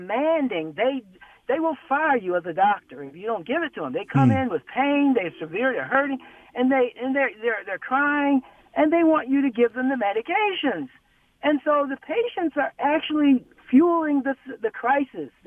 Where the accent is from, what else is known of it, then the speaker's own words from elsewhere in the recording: North Carolina, United States; moved away; I'm in from North Carolina, but I came here, then I did some training, and I went somewhere else, came back here